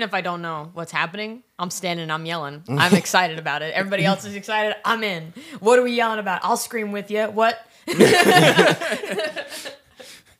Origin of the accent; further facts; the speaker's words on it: Florida, United States; moved away; I grew up in Florida too